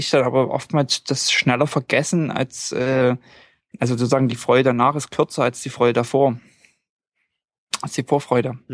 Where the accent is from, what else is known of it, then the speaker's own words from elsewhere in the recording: Norway; Und äh, bei uns in Norwegen ist es so, wir haben eine Art, das hat man haben eigentlich alle, eine Art Reiseversicherung.